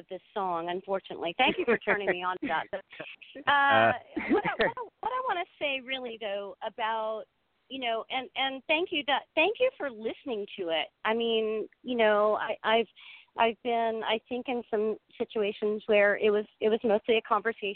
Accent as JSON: {"language": "English", "region": "Mississippi", "country": "United States", "said": "I'm from Mississippi"}